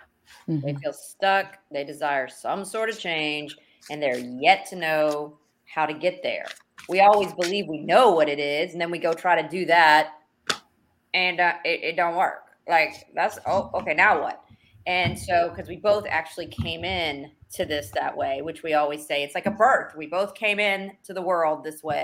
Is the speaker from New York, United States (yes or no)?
no; Texas, United States; we're from Texas, so you got to understand. We live in Texas.